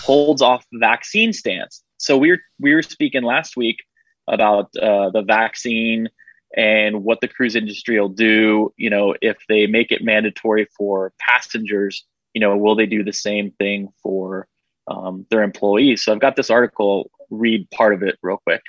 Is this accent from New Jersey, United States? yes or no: no; Florida, United States; moved away as an adult; I grew up in Florida, uh, left for about ten years, and then now I'm back